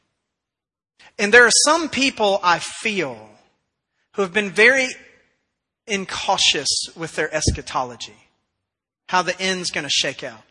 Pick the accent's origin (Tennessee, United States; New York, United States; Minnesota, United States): Tennessee, United States; now in Texas, United States; I was born in Tennessee